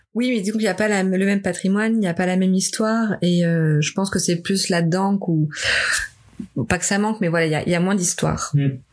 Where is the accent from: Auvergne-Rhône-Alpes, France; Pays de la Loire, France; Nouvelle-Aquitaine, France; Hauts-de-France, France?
Auvergne-Rhône-Alpes, France; Lyon; moved away as an adult; also born or lived in Dijon / Tours / Oxford / Madrid; now in Montreal, Canada; je suis de Lyon moi à la base.